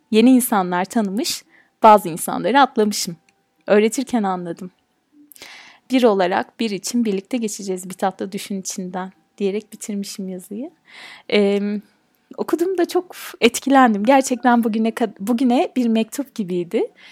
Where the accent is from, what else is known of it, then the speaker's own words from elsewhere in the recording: Turkey; ben bir Türk'üm